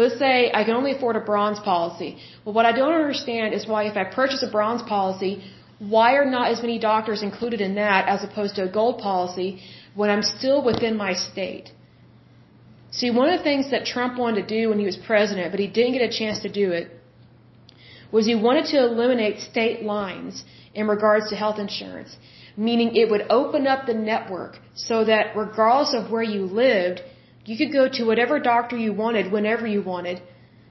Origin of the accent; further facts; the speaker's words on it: United States; we live in the United States